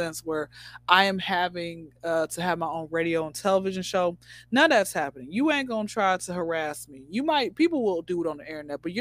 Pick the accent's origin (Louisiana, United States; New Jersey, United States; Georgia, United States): Georgia, United States; Atlanta; born and raised in Atlanta